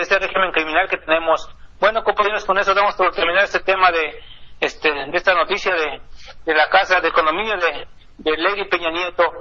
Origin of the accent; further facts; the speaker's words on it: Mexico; now in Los Angeles, United States; nosotros como mexicanos